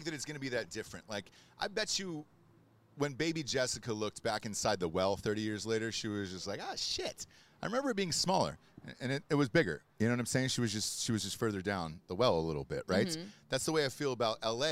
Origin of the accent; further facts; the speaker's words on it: the South, United States; now in Los Angeles, United States; I'm from the South